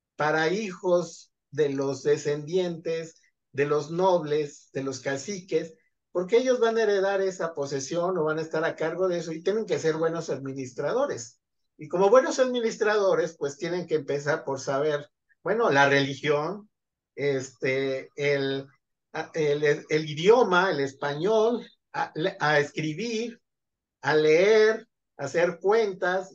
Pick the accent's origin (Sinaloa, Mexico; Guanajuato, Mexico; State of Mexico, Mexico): State of Mexico, Mexico; Zumpango; soy originario de Zumpango de la Laguna, Estado de México